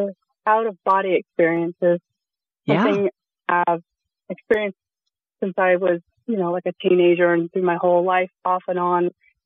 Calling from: Sonoma County, California, United States; I'm calling from Sonoma County.

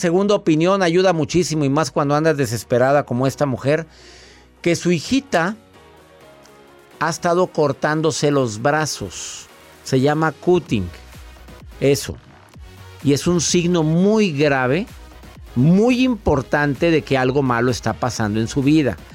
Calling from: California, United States

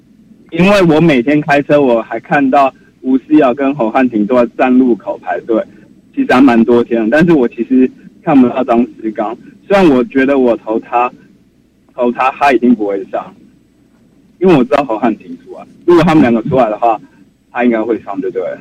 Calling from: Taipei, Taiwan

